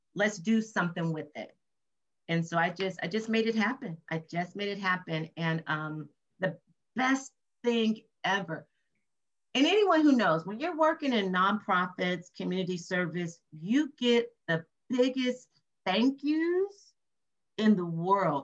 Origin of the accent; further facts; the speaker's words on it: Compton, California, United States; my mother had me when she was 17 years old and born and raised in Compton, California